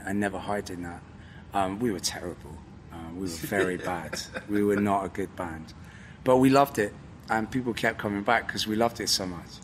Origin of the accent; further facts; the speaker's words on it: Newport, Wales, United Kingdom; also born or lived in Devon; now in Bristol, United Kingdom; I was born in South Wales, in Newport